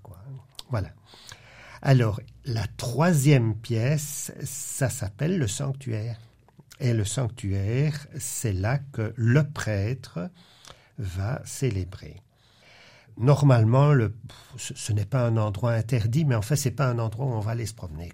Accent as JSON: {"language": "French", "country": "Belgium", "also_born_or_lived": "Louvain-la-Neuve", "said": "dans notre pays"}